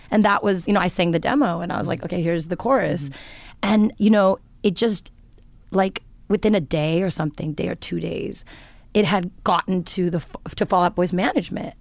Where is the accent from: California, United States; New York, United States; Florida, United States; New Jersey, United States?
California, United States; Los Angeles; growing up in Los Angeles, but, like, having a lot of Indian influence